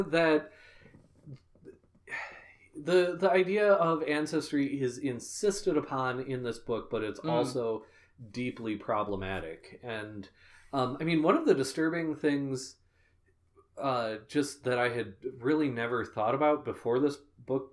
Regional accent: United States; being American myself

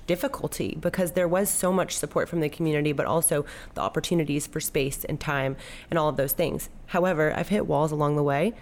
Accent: Southern California, United States; now in Little Rock, United States; I'm from Southern California, and when I moved here to Arkansas

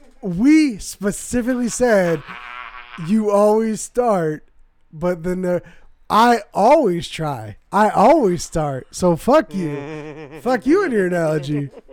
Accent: Irvine, California, United States; I'm from Southern California.

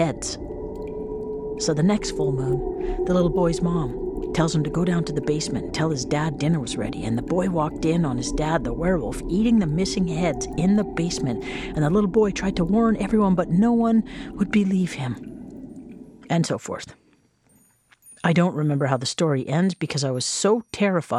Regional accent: Whitehorse, Yukon, Canada; growing up in Whitehorse meant that you never thought about, cared about, learned about, or knew the actual names of most of the streets of your hometown

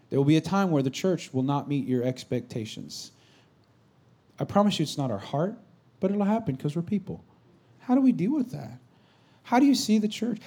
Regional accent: Bay Area, California, United States; I'm not from San Francisco per se, but we're kind of from the Bay Area.

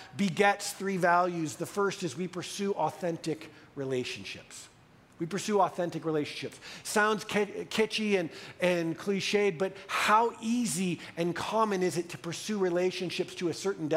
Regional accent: United States; as an American white male

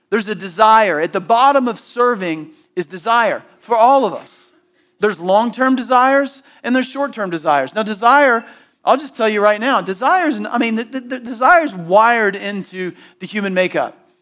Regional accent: Southeast, United States; growing up in the Southeast and going to church growing up

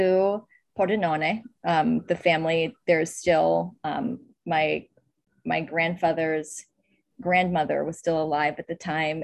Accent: Oakland, California, United States; I grew up in California, in Oakland, California

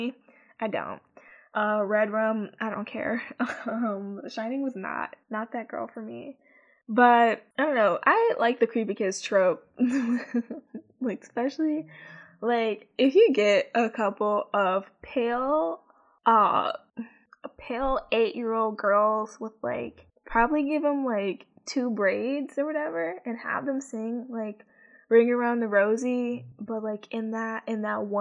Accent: Chicago, Illinois, United States; because I'm from the Midwest, because I'm from Chicago

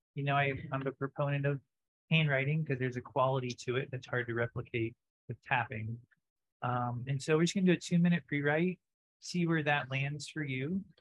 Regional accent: the South, United States; growing up in the South, when I would go to church

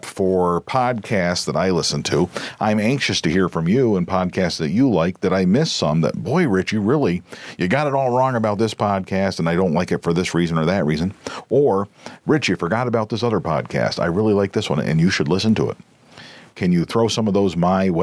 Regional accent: United States; we as Americans

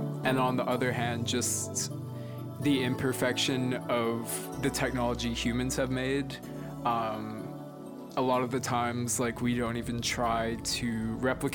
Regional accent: Naples, Florida, United States; I'm from Naples, Florida, and in this area we have these super beautiful beaches

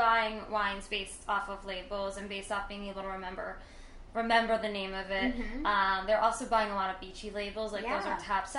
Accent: Mantoloking, New Jersey, United States; I grew up on the Jersey Shore, Maniloking

